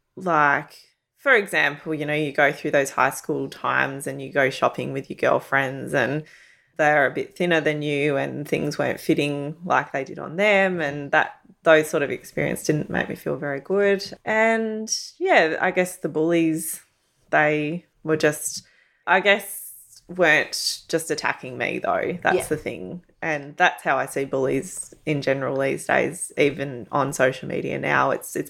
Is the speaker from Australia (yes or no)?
yes; Werribee, Victoria, Australia; No, so I grew up in Werribee.